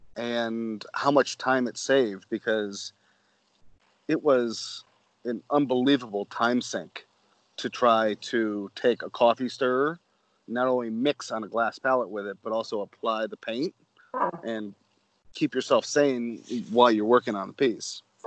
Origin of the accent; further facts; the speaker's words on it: Manchester, Connecticut, United States; I grew up in just outside of Hartford, Connecticut